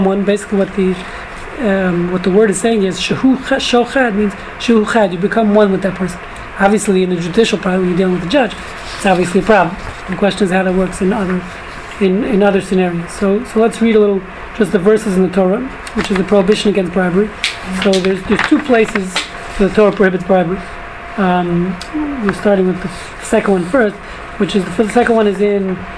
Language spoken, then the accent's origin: English; New York City, New York, United States; moved away; when I was growing up in New York